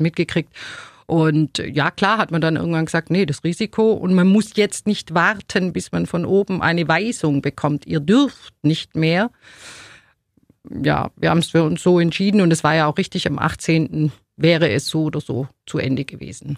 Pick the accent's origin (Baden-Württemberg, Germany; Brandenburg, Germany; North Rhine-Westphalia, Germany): Baden-Württemberg, Germany; Ulm; also born or lived in Neu-Ulm; Also ich hab, äh, Ulm überhaupt nie verlassen. Ich bin in Ulm geboren